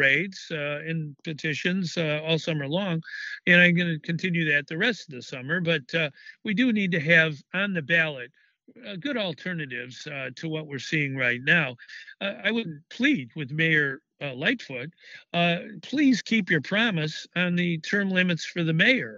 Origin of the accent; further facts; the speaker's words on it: Chicago, Illinois, United States; I was born in South Shore on the South Side. I've lived in the same house for 39 years in Chicago on the West Side